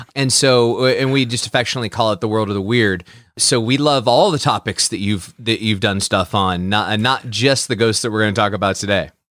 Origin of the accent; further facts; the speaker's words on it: Midwest, United States; also born or lived in Saint Louis; we're from the Midwest